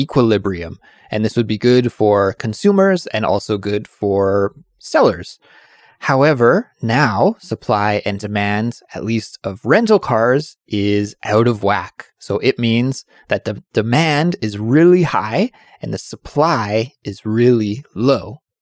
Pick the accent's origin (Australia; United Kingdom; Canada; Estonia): Canada; Kelowna, British Columbia; my hometown of Kelowna